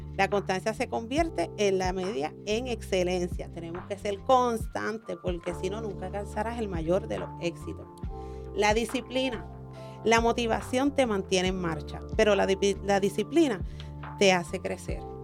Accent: Orocovis, Puerto Rico; now in Ponce, Puerto Rico; es orocobeña, pero vivo en Ponce hace más de 10 años, así que soy ponceña adoptada

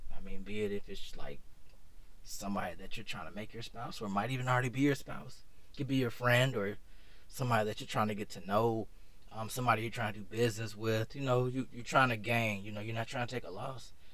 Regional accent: Atlanta, Georgia, United States; moved away as an adult; now in Japan; I'm actually from Atlanta.

